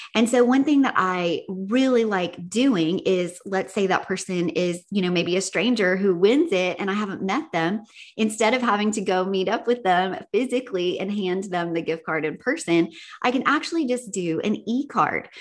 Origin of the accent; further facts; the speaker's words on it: the South, United States; I'm from the South